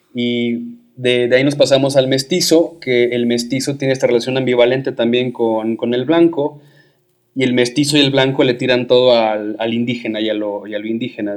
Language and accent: Spanish; Guadalajara, Jalisco, Mexico; yo soy de Guadalajara